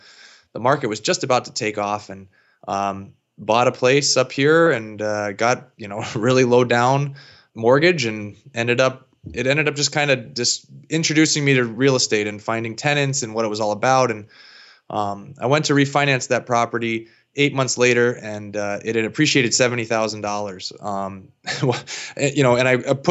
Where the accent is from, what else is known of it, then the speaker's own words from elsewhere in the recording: Stowe, Vermont, United States; moved away as an adult; I grew up here in Stowe, Vermont. I lived here, graduated high school, went to the University of Vermont